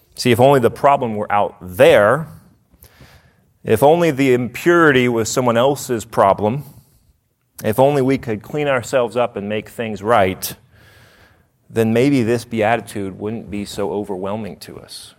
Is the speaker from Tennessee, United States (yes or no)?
yes; Nashville, Tennessee, United States; I'm from Nashville, and if someone doesn't realize that they're dumb, we say, "Bless their heart."